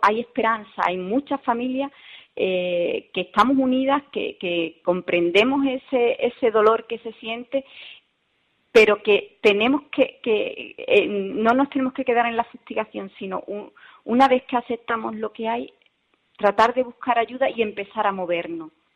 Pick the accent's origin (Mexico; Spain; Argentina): Spain; Seville, Andalusia; also born or lived in Rincón de la Victoria, Málaga; yo soy de Sevilla